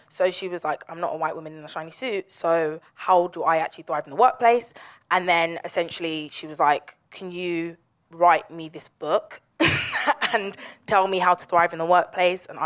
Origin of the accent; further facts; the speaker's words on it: Nigeria; we're Nigerian girls, so everything's kind of got like a pound sign somewhere.